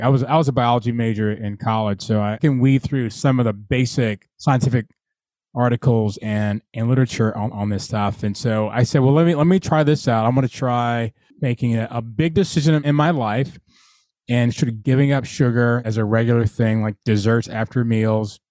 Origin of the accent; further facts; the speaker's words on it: Atlanta, Georgia, United States; now in Virginia, United States; I, grew up in Atlanta